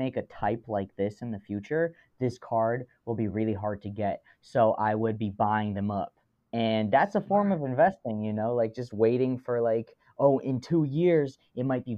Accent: United States; as an American

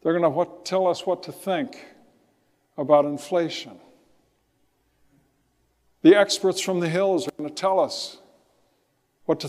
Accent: Riverside, California, United States; As a kid growing up in Riverside, I remember looking out to Mount Baldy

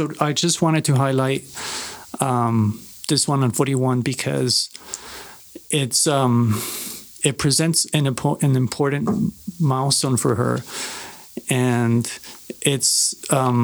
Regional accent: Ciudad Juárez, Chihuahua, Mexico; it's my Spanish, you know, because I grew up in Juarez

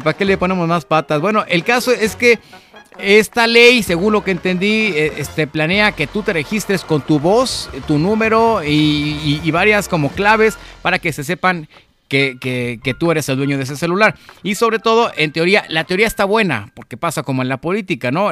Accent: Mexico; Como mexicanos

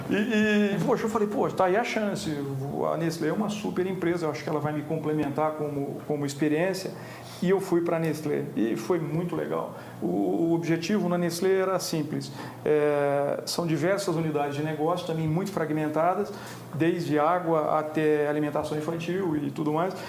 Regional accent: Minas Gerais, Brazil; moved away; also born or lived in Rio de Janeiro / São Paulo; eu sou mineiro

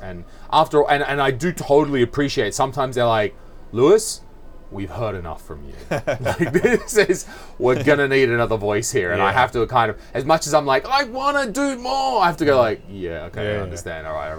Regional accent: Australia; accent: Australian; I have also scrubbed off my Australian accent for the most part.

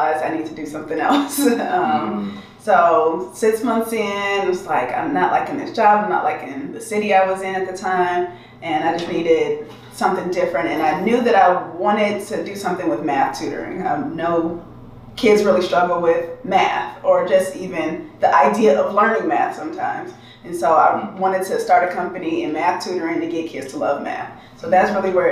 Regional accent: Detroit, Michigan, United States; moved away as an adult; now in San Diego, United States; I am originally from Detroit, and I've been in San Diego for 7 years

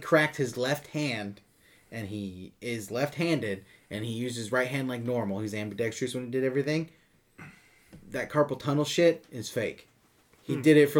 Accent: United States; We're American.

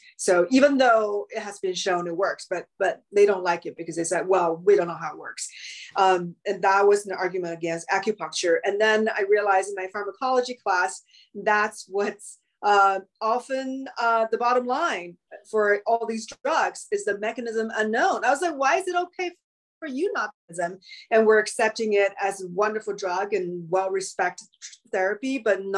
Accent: China; now in Los Angeles, United States; growing up in China

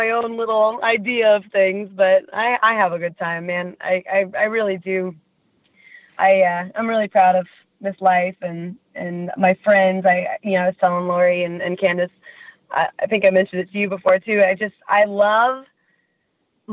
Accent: Kansas City, Missouri, United States; born or raised there

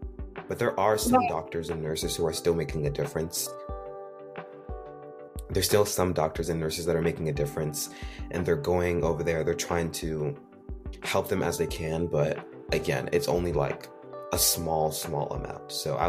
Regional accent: New York City, New York, United States; also born or lived in Haiti; I'm 17, and I was born in the United States. I was born in Queens, New York, but I've got to grow up with the duality of Haitian culture

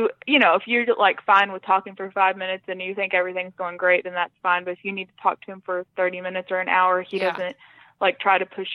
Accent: Ada, Oklahoma, United States; my dad was in the Air Force when I was little, so okay. we kind of moved around some, but we've lived in Ada probably, that's the town I'm from in right. Oklahoma. We've lived there most of my life, so yeah, we still live in the same town.

